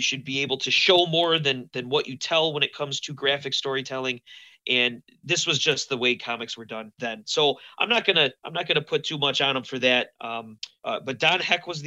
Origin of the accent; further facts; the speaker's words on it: Buffalo, New York, United States; I'm from Buffalo